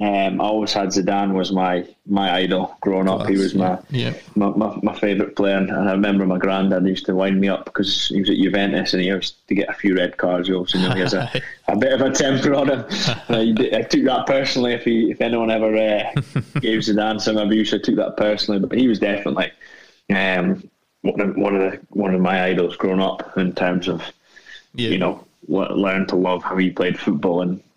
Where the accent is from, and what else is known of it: Aberdeen, Scotland, United Kingdom; born or raised there